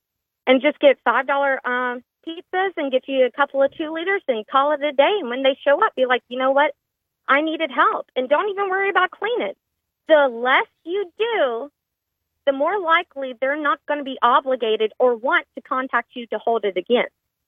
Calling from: Shreveport, Louisiana, United States; Hi, Chica. … with LVD by Design in Shreveport.

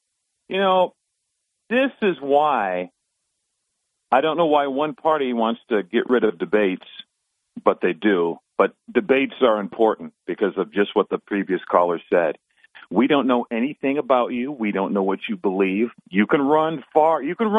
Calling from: Binghamton, New York, United States; This is … from Binghamton.

